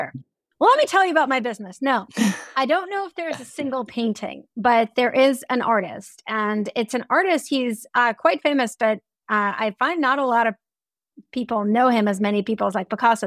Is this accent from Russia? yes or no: yes; Russia; moved away; When I grew up in Russia, we took class trips to the Hermitage once a month